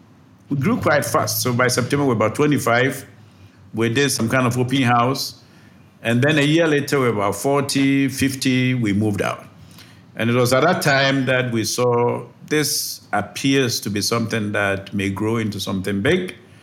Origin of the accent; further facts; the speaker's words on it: Ghana; also born or lived in Abidjan, Côte d'Ivoire / United States; I grew up in Ghana, went to school in Abidjan, ended up in the States for my master's and PhD, came back to Ghana in 98.